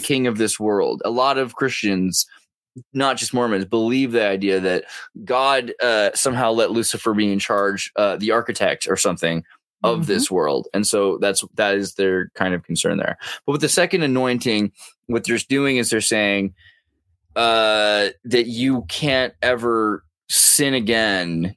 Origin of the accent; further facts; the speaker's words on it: California, United States; as a Californian